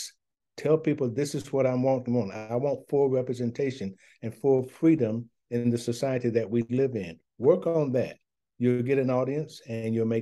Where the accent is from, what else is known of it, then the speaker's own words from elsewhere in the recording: the South, United States; I'm a Southerner